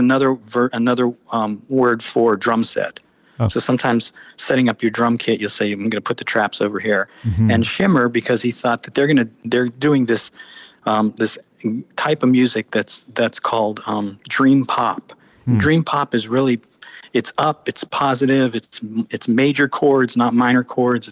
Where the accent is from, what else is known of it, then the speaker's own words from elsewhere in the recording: Pittsburgh, Pennsylvania, United States; when I was growing up in Pittsburgh